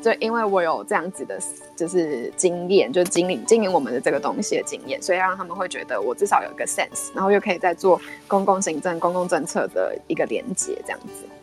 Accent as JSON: {"language": "Chinese", "country": "Taiwan", "also_born_or_lived": "Netherlands", "moved": "as an adult", "said": "我是第一个台湾人念那个 program"}